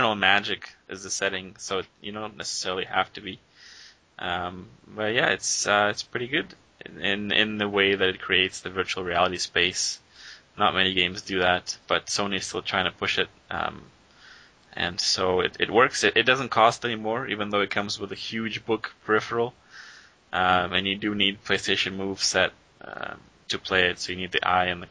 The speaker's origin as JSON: {"language": "English", "country": "Russia", "said": "I'm from Europe"}